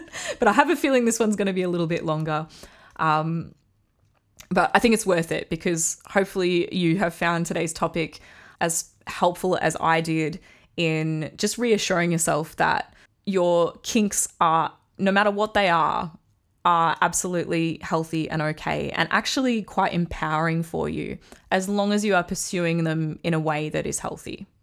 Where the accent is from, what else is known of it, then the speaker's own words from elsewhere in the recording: Australia; accent: Australian; I'm in Australia, if you can't tell from my accent.